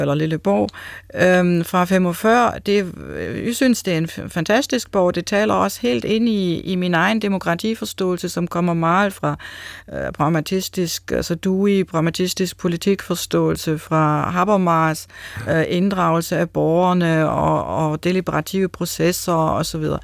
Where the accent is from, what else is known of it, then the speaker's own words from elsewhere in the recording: Germany; accent: German; Danish is a second language; moved away as an adult; now in Denmark; man kan tydeligt høre, jeg er tysker. Så jeg har en erfaring fra Tyskland, og, men jeg har nu også en erfaring, har været i Danmark i næsten 20 år.